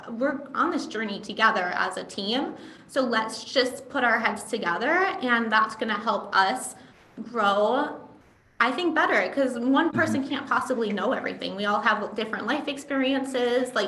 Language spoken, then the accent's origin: English; Midwest, United States; I grew up in the Midwest where we have kind of this culture of being overly nice